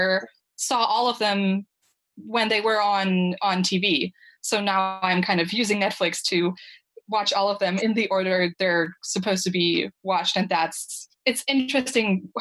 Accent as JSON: {"language": "English", "country": "Germany", "moved": "as an adult", "lives_now": "United States", "said": "I'm from Germany, but I'm currently in the States for research"}